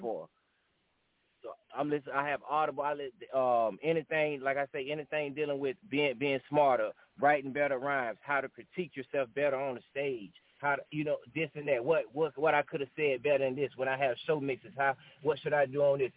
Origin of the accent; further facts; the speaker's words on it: Augusta, Georgia, United States; I'm from Augusta, Georgia, Richmond County